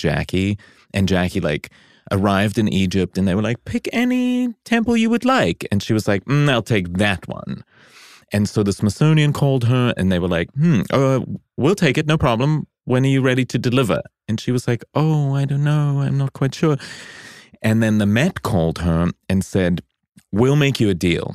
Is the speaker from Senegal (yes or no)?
no; South Africa; now in United States; I was born in South Africa